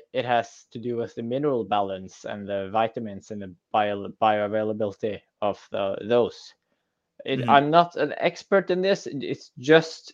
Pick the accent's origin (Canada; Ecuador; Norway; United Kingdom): Norway; I'm from Norway. We farm salmon all the freaking time